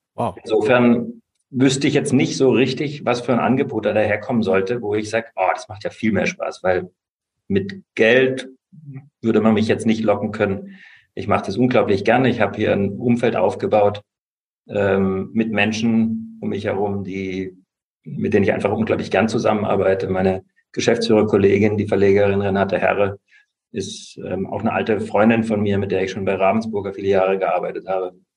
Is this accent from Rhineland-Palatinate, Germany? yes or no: no; Lahr, Baden-Württemberg, Germany; moved away; aber ich werde nicht wieder zurück in meine Heimatstadt ziehen, die Kleinstadt